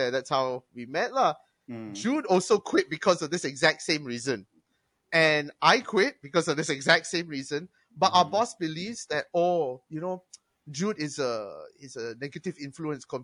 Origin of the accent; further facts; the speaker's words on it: Singapore; I am from Singapore. Back in Singapore, I did this.